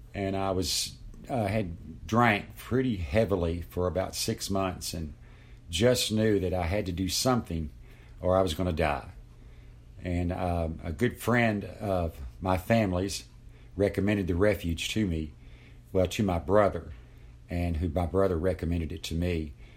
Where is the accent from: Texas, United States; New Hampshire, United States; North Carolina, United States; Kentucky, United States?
Kentucky, United States; Lexington; I'm sixty-three years old, and I'm from Lexington, Kentucky